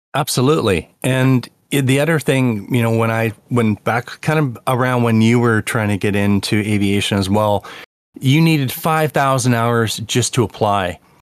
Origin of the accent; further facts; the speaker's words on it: Canada; I'm from Canada